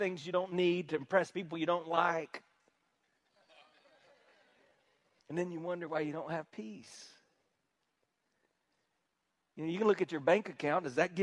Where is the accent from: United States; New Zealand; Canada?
United States; South Carolina; I'm from South Carolina